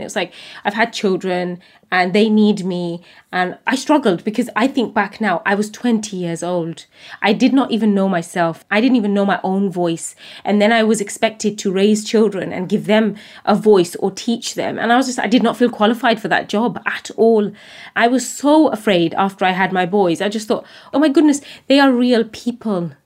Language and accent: English; United Kingdom; as a British Bangladeshi woman